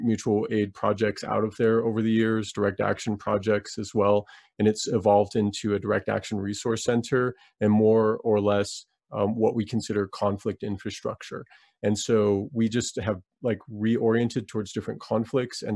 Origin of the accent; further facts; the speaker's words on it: Black Mesa, Arizona, United States; now in Flagstaff, United States; I'm originally from Black Mesa on the Diné or Navajo Nation